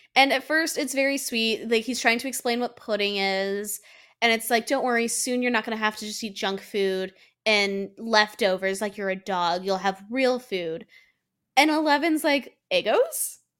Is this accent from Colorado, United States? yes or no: yes; Colorado, United States; I'm from Colorado